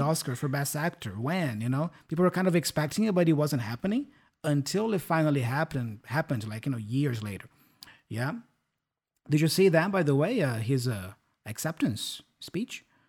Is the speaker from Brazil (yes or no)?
yes; São Paulo, Brazil; English is a second language; now in Curitiba, Brazil; I am originally from São Paulo capital, and I, I was born and raised there